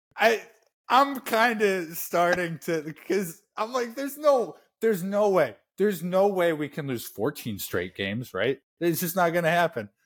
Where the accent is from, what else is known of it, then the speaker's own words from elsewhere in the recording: Indiana, United States; I'm from Indiana